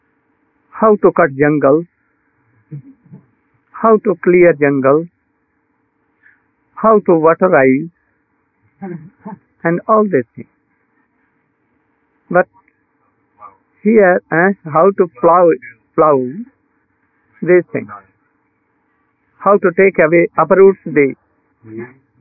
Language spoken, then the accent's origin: English; India; I'm Indian